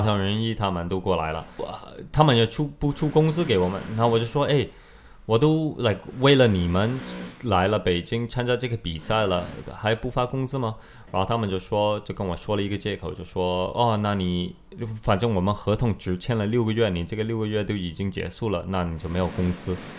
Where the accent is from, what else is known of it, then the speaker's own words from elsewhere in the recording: Canada; Chinese is a second language; moved away as an adult; also born or lived in Beijing, China; now in China; 然后这个就过了两个月，我就回加拿大了，待了。但是我在加拿大的时候，我就必须要回中国，我必须要回中国。